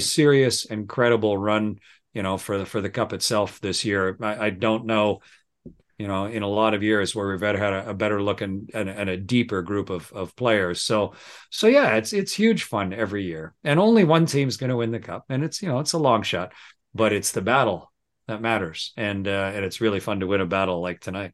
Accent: Southern Ontario, Canada; moved away as an adult; also born or lived in South Texas / Moscow; Raised, born and raised in Southern Ontario

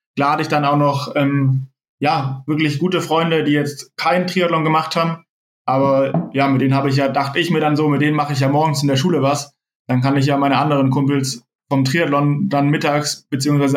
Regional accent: near Tübingen, Baden-Württemberg, Germany; also born or lived in Freiburg; ich bin in der Nähe von Tübingen geboren, bin da auch bis, bis ich 18 war, habe ich dort gelebt

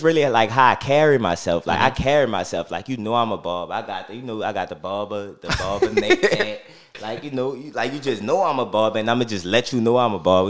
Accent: New Orleans, Louisiana, United States; I'm from the St. Bernard Project. You know, grew up, born and raised

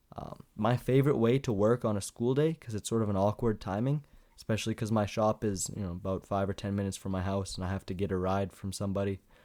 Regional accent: Canada; as a Canadian, I don't understand what G P A is at all, 'cause we have, like, your average, but it's in percent.

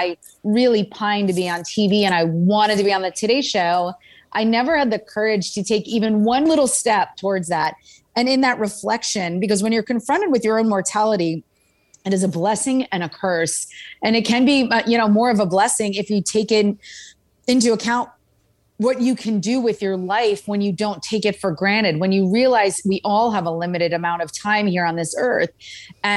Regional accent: Princeton, New Jersey, United States; also born or lived in California; I'm about ready to start high school back in Princeton, New Jersey

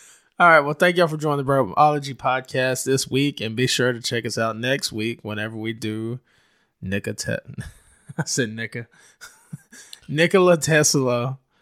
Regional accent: United States; as an American

